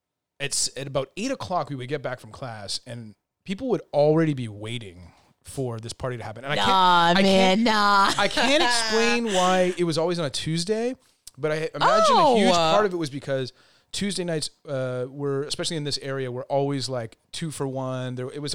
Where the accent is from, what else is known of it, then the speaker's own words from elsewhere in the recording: Montreal, Quebec, Canada; moved away; at 17 moving out into your first apartment, and Montreal being what it is, my hometown